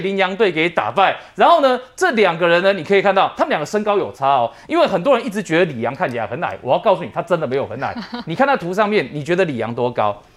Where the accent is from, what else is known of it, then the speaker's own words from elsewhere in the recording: Taiwan; 因为我们台湾人要比如来这个去拔杯，熊熊要拔那个snap，拔得醒杯嘛